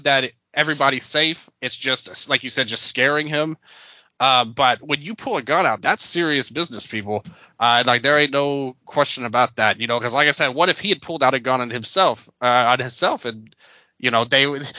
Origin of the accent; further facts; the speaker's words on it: Memphis, Tennessee, United States; I was born and raised in Memphis, Tennessee, and North Memphis on top of it, Fraser area.